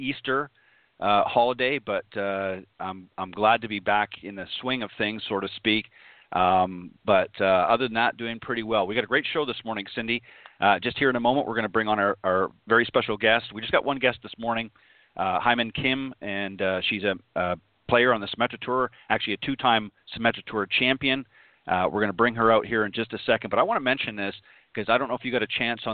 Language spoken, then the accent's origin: English; Canada; I'm Canadian